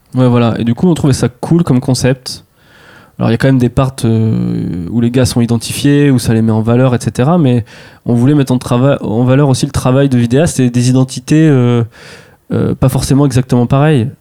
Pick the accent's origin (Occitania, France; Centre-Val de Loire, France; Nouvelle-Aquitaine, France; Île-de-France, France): Centre-Val de Loire, France; near Tours; je viens de Tours, à côté, dans un petit village